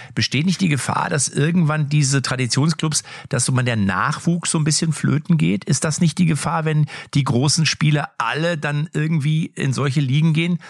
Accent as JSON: {"language": "German", "town": "Lippstadt", "region": "North Rhine-Westphalia", "country": "Germany", "said": "ich komme ja aus Lippstadt"}